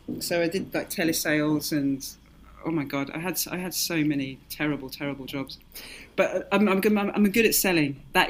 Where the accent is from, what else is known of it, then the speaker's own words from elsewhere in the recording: Ireland; And, you know, growing up in Ireland a little bit, you know, all of my Irish family with all the folk